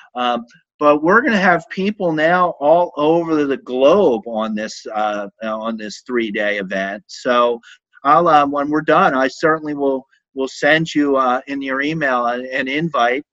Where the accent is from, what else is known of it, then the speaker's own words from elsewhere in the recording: Philadelphia, Pennsylvania, United States; moved away; I grew up in Philadelphia